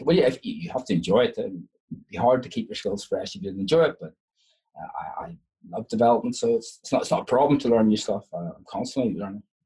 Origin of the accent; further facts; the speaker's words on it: Ireland; I'm Irish